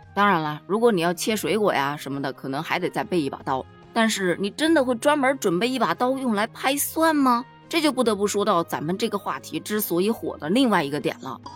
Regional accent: China; 我一个中国人，我做我的中国菜

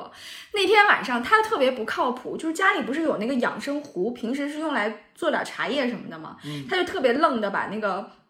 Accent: Anhui, China; 我就叫…，我就是安徽人。

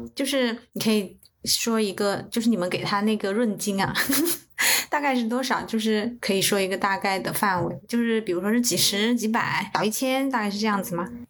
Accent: southern China, China; now in Guangzhou, China; 我也是南方人

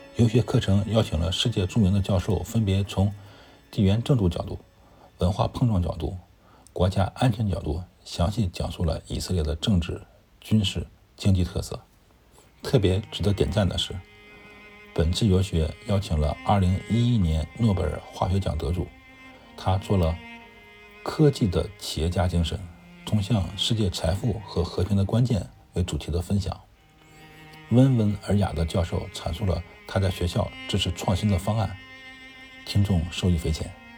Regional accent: China; 我们中国人应该更加珍惜这种来之不易的祥和生活

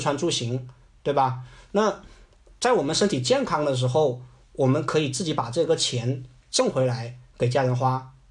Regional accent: China; 我们中国人比较喜欢的这种返还型的保险

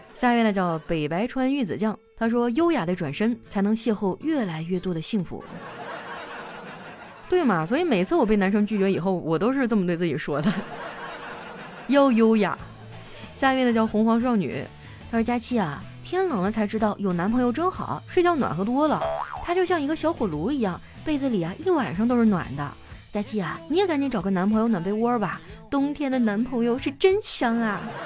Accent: Heilongjiang, China; moved away; 我老家黑龙江

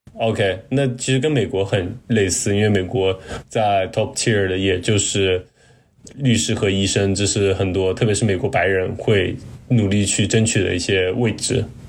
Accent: China; 我们中国人过去作为一个程序员

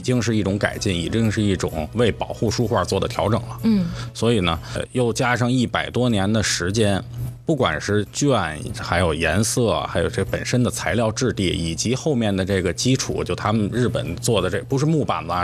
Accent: China; 作为中国人

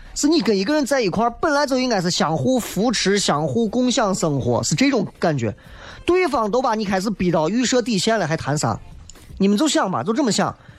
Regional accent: Shaanxi, China; 就咱陕西话说修仙儿

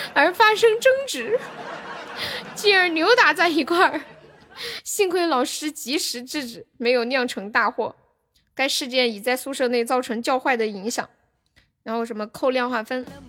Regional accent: Sichuan, China; 四川的，对呀，我是四川的

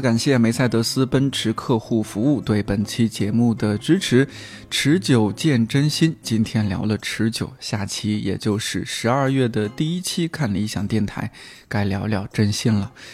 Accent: Shanxi, China; 我们山西人啊，嗯。前后鼻音不分

